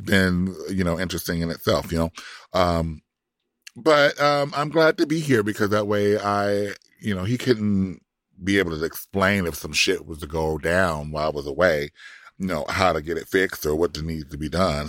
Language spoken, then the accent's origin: English; Compton, California, United States; now in Florida, United States; I'm from Compton, and I live in Florida